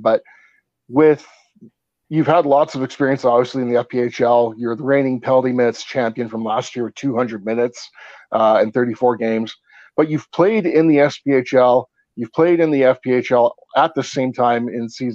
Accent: Canada; I'm Canadian.

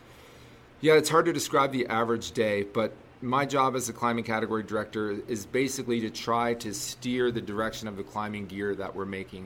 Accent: Canada; moved away as an adult; also born or lived in Toronto, Canada / Calgary, Canada; now in Salt Lake City, United States; I'm from Canada, and I was near Toronto, living in Toronto. And then I moved out to Calgary

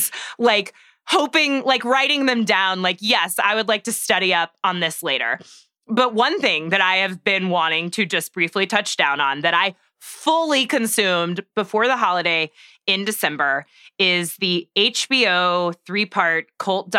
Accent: Waco, Texas, United States; I am from Waco, Texas

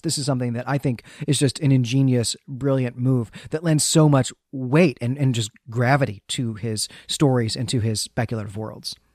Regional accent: Great Lakes, United States; now in Philadelphia, United States; the winters that I had growing up in the Great Lakes

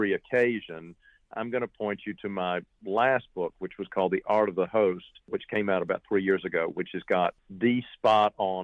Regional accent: Georgia, United States; also born or lived in France; I grew up there as much as I grew up in Georgia

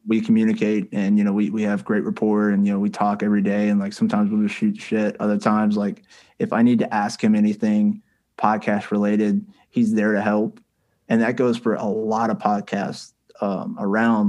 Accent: the South, United States; I was born and raised here in the South

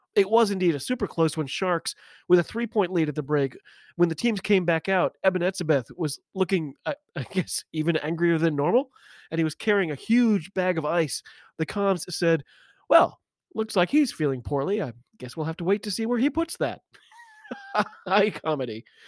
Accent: United States; I'm an American rugby fan

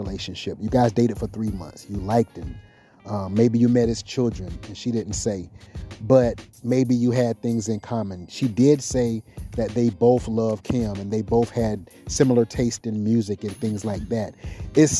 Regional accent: South Carolina, United States; now in Seattle, United States; I'm from South Carolina

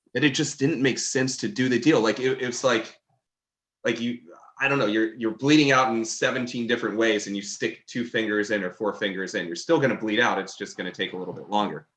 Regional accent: Maryland, United States; also born or lived in Baltimore; I grew up in Maryland

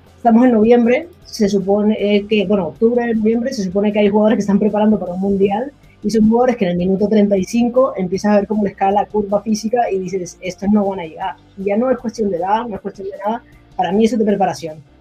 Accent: Colombia; yo soy de Colombia

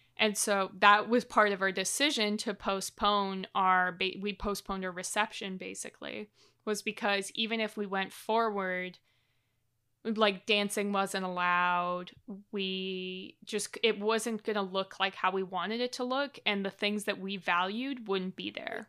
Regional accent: Canada; as a Canadian

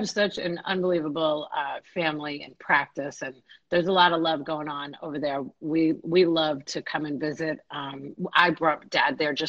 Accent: New York, United States; now in Tampa Bay, United States; New York, my hometown

